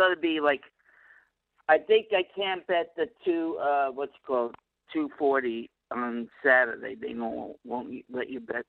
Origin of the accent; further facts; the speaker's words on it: New York, United States; accent: New York; now in Vermont, United States; No, I still got my New York accent. They pick up on my accent every day.